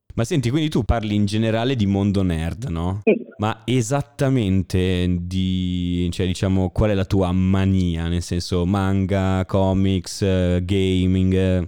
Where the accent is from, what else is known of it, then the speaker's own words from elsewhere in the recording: Como, Lombardy, Italy; io vengo da Como